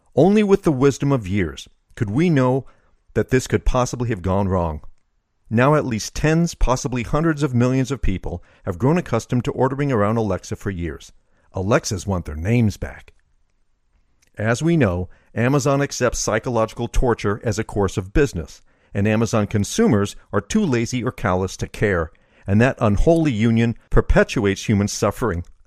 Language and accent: English; United States; being an American